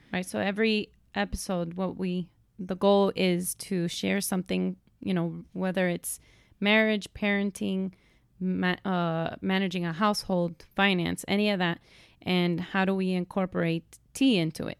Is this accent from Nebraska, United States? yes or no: no; Miami, Florida, United States; I was born here in Miami, born and raised